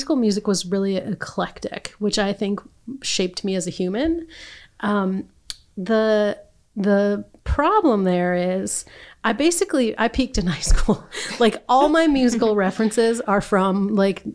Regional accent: Saginaw, Michigan, United States; So I grew up in Saginaw

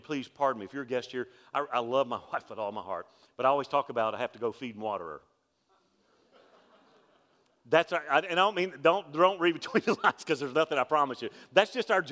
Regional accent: Alabama, United States; I'm from Alabama. We have a colloquialism in Alabama called the mully grubs

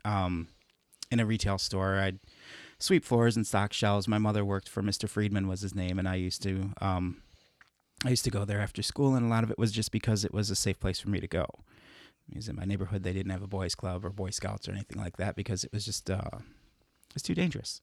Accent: Chicago, Illinois, United States; moved away; growing up in Chicago

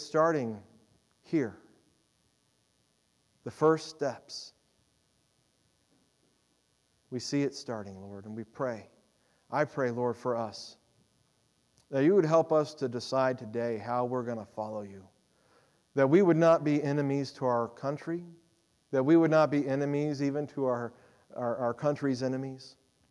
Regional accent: United States; as American Christians

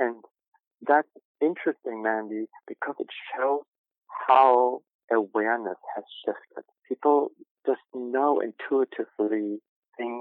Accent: Germany; moved away; I grew up in Germany

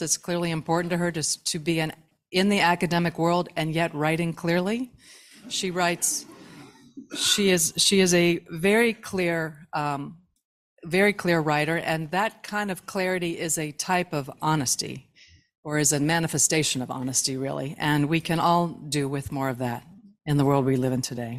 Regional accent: Kentucky, United States; how fortunate I am to be rooted there. I am One of the lucky ones, it's my inheritance

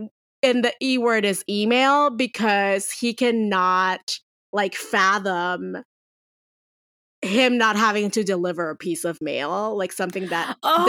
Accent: Puerto Rico; as someone who grew up in an island near the shore, right? So like, I grew up in Puerto Rico. I literally was 5 minutes away from the beach at all times in my parents' house.

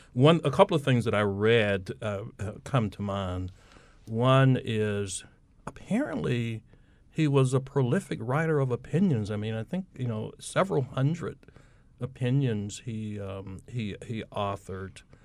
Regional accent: Plymouth, North Carolina, United States; I'm an Eastern North Carolina native. I'm from Plymouth, Washington County

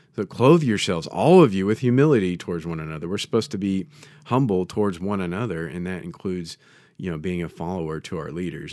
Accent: United States; as an American

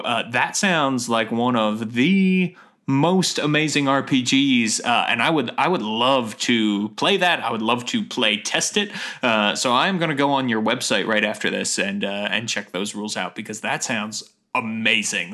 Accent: Philadelphia, Pennsylvania, United States; also born or lived in Atlanta; now in Silver Spring, United States; I'm from the Philadelphia area originally

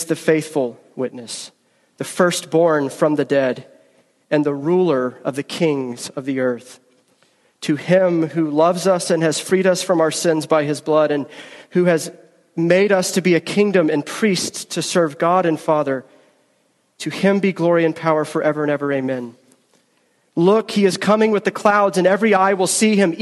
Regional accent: Georgia, United States; moved away as an adult; also born or lived in Philadelphia; I am a Southerner. I am a Georgian. First 25 years of my life, I lived in Georgia. I was raised in Georgia

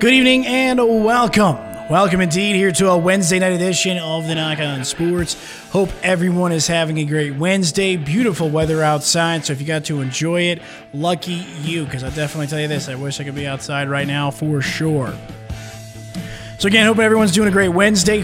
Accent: Florida, United States; moved away as an adult; now in Kalispell, United States; I grew up in Florida

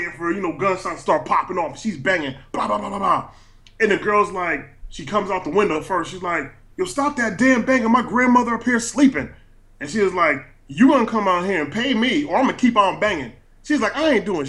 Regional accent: Stratford, Connecticut, United States; I'm actually from Stratford, Connecticut

